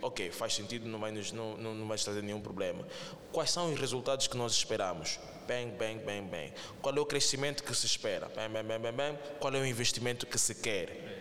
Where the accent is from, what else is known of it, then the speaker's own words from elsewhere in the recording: Angola; nós como angolanos